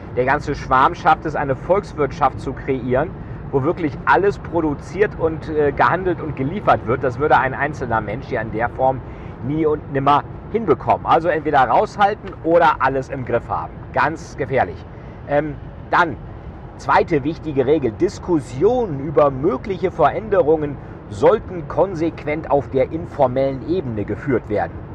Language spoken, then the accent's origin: German; Bremen, Germany; Ja, ich komme ja selber aus Bremen